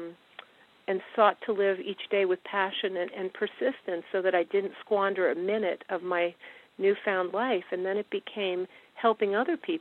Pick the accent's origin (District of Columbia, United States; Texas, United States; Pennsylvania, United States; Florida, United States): District of Columbia, United States; Washington; I grew up in Washington, which is where I live now